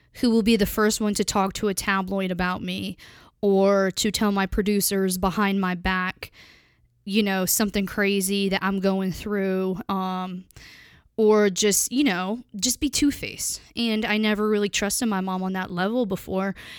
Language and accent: English; Pennsylvania, United States; when I was younger, I grew up in Pennsylvania